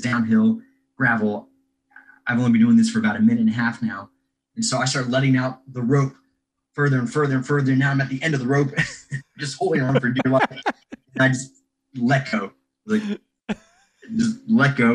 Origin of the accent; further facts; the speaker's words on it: Knoxville, Tennessee, United States; I'm from Knoxville, Tennessee.